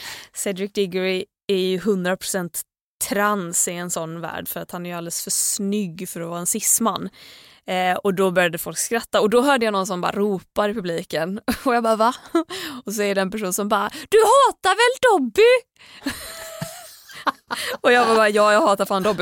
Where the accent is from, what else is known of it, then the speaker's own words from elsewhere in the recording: Gothenburg, Västra Götaland, Sweden; moved away; jag var ju hemma i Göteborg, i Tåhult, över West Pride